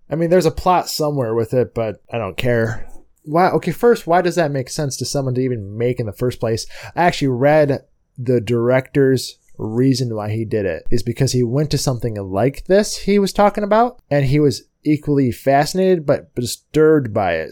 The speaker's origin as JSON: {"language": "English", "country": "United States", "said": "I'm American"}